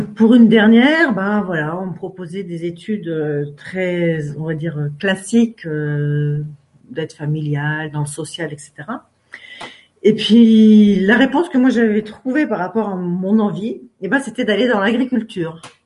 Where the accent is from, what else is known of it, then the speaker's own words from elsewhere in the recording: Finistère, Brittany, France; Je suis française et je suis même finistérienne. Et c'est important pour moi d'en parler parce que c'est un peu parce que je suis née dans le Finistère, face à Ouessant et à Molène